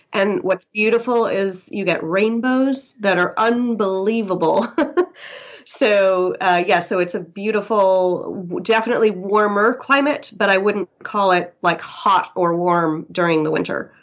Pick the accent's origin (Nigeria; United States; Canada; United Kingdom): United States; New York City, New York; moved away as an adult; now in Kerikeri, New Zealand; I'm from New York City